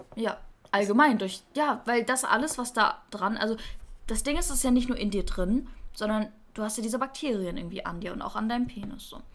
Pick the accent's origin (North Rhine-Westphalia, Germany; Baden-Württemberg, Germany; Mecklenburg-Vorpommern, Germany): North Rhine-Westphalia, Germany; Münster; in der Münster, also in meiner Heimatstadt